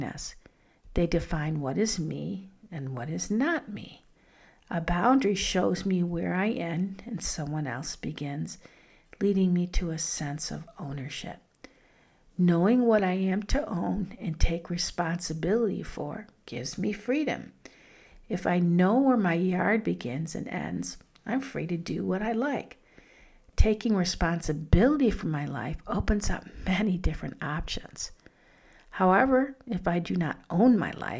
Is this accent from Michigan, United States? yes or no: yes; Detroit, Michigan, United States; I grew up in Detroit in an unsafe neighborhood.